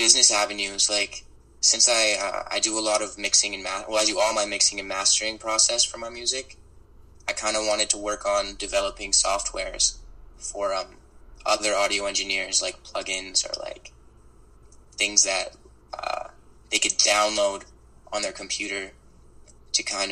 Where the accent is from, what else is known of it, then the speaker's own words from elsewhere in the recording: Vancouver, British Columbia, Canada; also born or lived in Toronto; my team is in my hometown